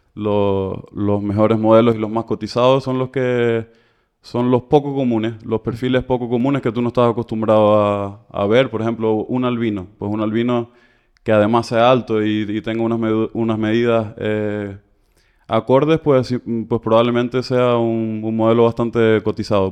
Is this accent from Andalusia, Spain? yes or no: no; Canary Islands, Spain; moved away as an adult; also born or lived in Barcelona; salí de Canarias un poco más tarde, pero sí, empezar más o menos 2012